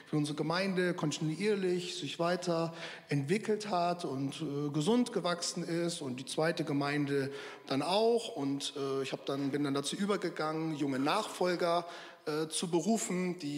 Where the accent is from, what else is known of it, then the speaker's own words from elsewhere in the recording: Verden, Lower Saxony, Germany; born there; now in Ruhr, Germany; Ich bin eigentlich gebürtig aus der Nähe von Bremen, äh, Pferden aller, vielleicht kennen das manche. Lebe aber schon seit zehn Jahren im Ruhrgebiet.